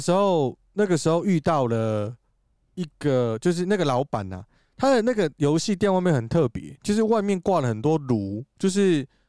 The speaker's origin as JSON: {"language": "Chinese", "country": "Taiwan", "said": "就是我们台湾话这样"}